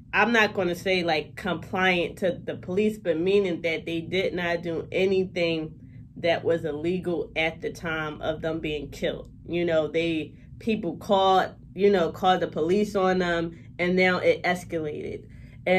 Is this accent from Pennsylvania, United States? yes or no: yes; Philadelphia, Pennsylvania, United States; I'm from West Philadelphia, and I love my city